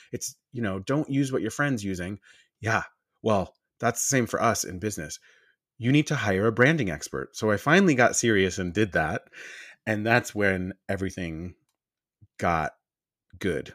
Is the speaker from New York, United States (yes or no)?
yes; Long Island, New York, United States; I'm from Long Island, New York